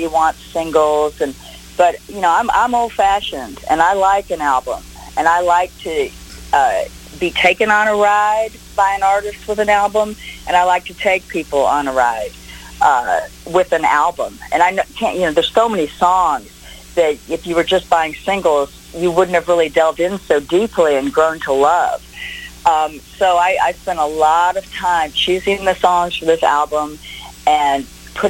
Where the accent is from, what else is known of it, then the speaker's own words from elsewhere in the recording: Austin, Texas, United States; I grew up in Austin, Texas.